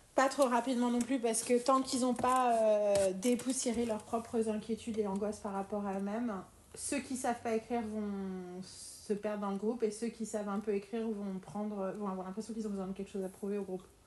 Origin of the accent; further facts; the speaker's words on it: France; en tant que Française